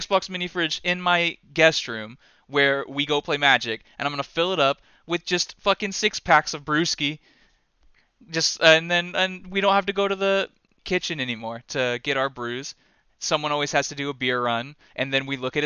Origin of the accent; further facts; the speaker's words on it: United States; I'm just an American